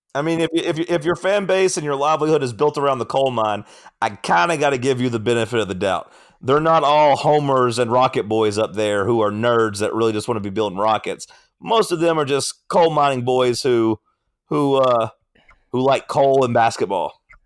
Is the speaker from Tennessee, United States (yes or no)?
yes; Athens, Tennessee, United States; I'm from McMinn County, not Monroe County